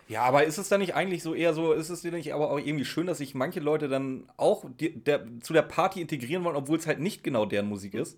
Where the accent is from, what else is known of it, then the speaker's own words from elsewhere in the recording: Itzehoe, Schleswig-Holstein, Germany; ich komme aus Itzehoe, das heißt ungefähr 20 Minuten mit dem Auto von Wacken entfernt